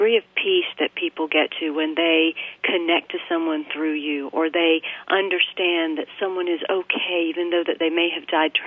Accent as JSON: {"language": "English", "region": "Bible Belt South", "country": "United States", "tie": "born or raised there", "said": "I'm an Indian by heritage, but I've grown up pretty much in the United States and in the Bible Belt South"}